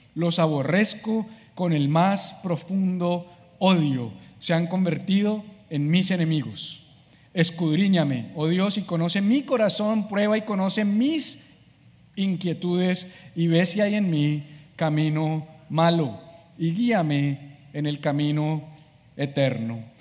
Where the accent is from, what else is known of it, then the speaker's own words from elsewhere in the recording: Colombia; moved away as an adult; now in Miami, United States; soy colombiano, vivo en Miami hace siete meses